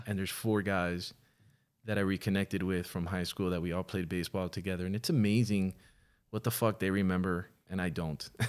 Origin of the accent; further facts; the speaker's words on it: Miami, Florida, United States; now in Los Angeles, United States; I was born in Miami, nineteen seventy-seven